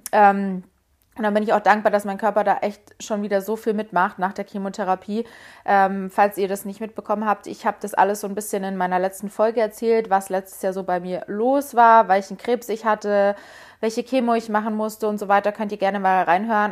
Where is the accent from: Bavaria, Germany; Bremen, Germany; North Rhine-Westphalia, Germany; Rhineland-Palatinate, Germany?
Bavaria, Germany; Munich; moved away as an adult; now in Berlin, Germany; Ich komme ursprünglich aus München und ich muss sagen, ich habe in München tatsächlich auch eine Wohnung gesucht. Ich habe mir dann gesagt, okay, ich möchte jetzt ausziehen. Ich habe noch bei meinen Eltern gewohnt